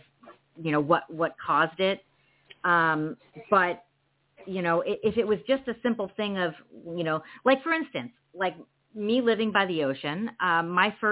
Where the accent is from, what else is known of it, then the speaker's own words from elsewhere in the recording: California, United States; also born or lived in San Diego; we're both from California